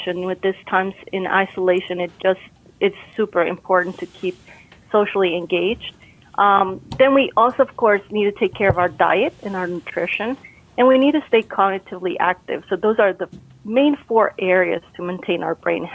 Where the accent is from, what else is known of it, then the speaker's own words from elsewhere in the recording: Costa Rica; moved away; I'm originally from Costa Rica.